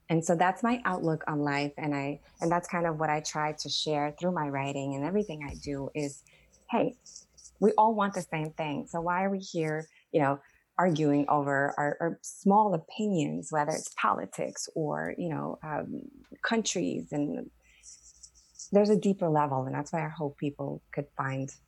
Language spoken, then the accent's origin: English; Staten Island, New York, United States; I grew up in Staten Island, you know, in New York, where there's this, there's a lot of attitude, right?